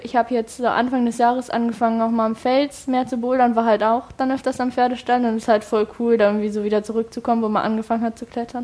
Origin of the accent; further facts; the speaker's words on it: Hildesheim, Lower Saxony, Germany; now in Hanover, Germany; bei uns in Hildesheim